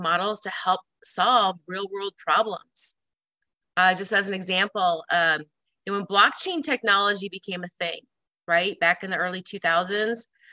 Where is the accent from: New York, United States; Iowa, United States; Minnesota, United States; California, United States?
Iowa, United States; Des Moines; moved away as an adult; also born or lived in Chicago, Illinois; now in Omaha, United States; I grew up in Des Moines, Iowa, and I attended Iowa State University